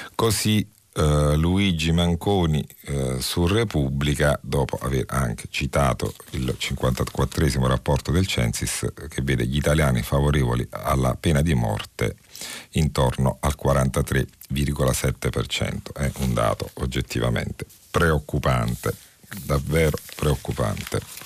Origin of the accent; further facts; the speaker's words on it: Naples, Campania, Italy; accent: Neapolitan; il mio accento che riconoscerete essere di quelle parti